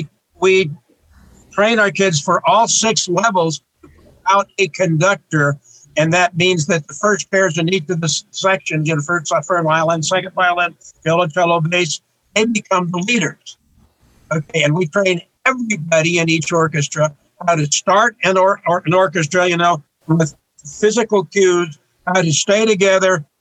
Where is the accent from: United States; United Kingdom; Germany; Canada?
United States; northern Wyoming; now in Tucson, United States; I was the first classically oriented musician in my hometown in northern Wyoming